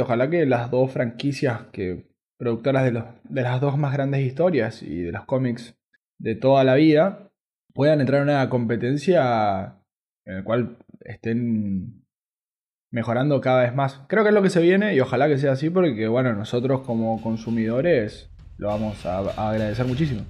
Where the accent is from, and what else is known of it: Argentina